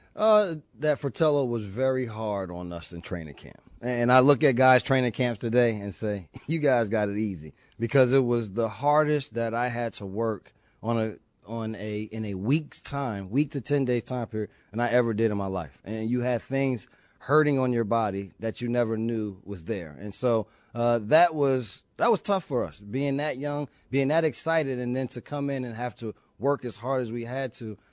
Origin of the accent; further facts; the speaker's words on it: East Orange, New Jersey, United States; moved away as an adult; also born or lived in California; I was a kid from East Orange, New Jersey, going to California